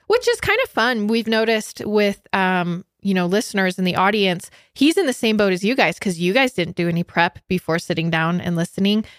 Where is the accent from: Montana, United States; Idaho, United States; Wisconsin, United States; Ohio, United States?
Idaho, United States; also born or lived in Utah; I'm from Idaho